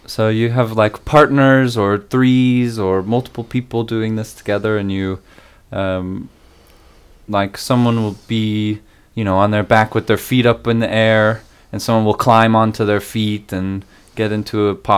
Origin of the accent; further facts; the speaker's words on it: Austin, Texas, United States; I was born in Austin, Texas